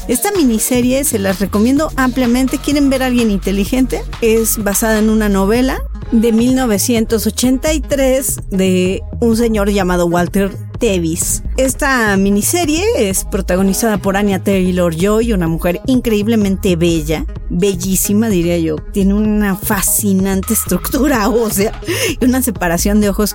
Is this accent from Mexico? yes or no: yes; Mexico; así somos los latinos y en especial en México